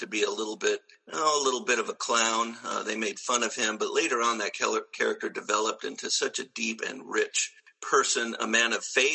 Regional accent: Southern California, United States; I grew up watching reruns after school. I grew up in Southern California

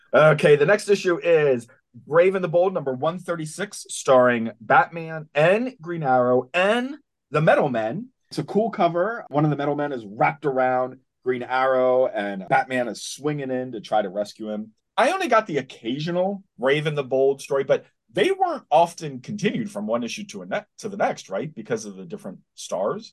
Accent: Spring Grove, Pennsylvania, United States; I grew up in Spring Grove, Pennsylvania, which is close to York or Hanover

